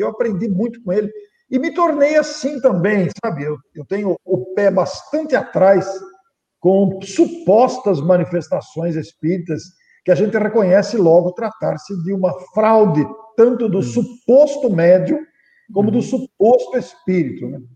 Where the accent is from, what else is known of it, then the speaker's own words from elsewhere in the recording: Mineiros do Tietê, São Paulo, Brazil; now in Matão, Brazil; Passei toda a minha infância, adolescência, mocidade, passei lá.